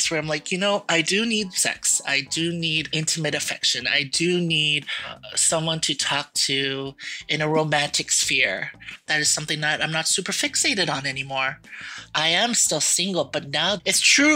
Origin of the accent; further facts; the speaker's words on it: Mississauga, Ontario, Canada; I am from Mississauga, Ontario.